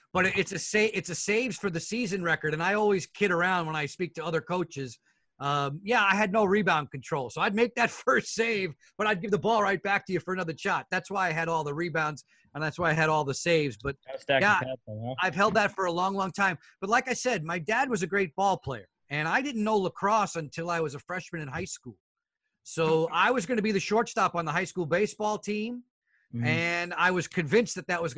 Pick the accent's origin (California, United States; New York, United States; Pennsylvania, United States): New York, United States; Long Island, New York area, United States; moved away; growing up in the New York area, I was able to hear some of the legends of the sports broadcasting world